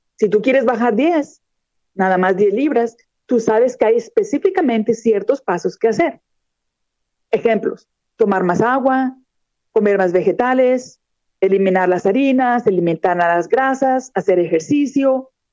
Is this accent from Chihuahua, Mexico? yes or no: no; Monterrey, Nuevo León, Mexico; moved away as an adult; also born or lived in Texas; now in Florida, United States; yo soy mexicana de nacimiento, nací en la ciudad de Monterrey, Nuevo León, está en el norte de México. Sin embargo, ya tengo 23 años de residir en los Estados Unidos.